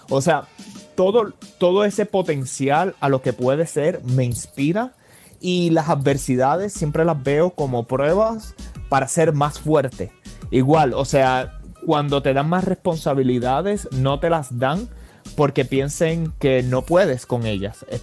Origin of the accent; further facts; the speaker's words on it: Puerto Rico; now in Los Angeles, United States; Yo me mudé de Puerto Rico para Los Ángeles y eso pues de por sí ya crea ciertas adversidades y retos.